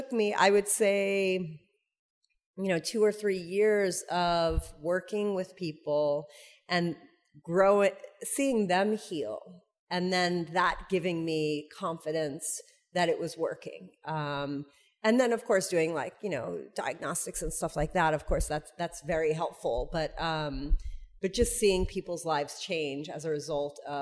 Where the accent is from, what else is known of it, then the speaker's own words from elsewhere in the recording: New York, United States; I'm from New York.